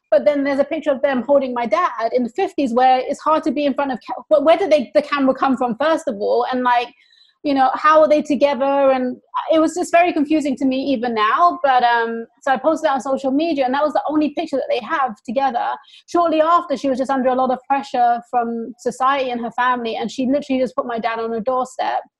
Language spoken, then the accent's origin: English; England, United Kingdom; So I was like, I got more racism growing up in England from the people in my own community.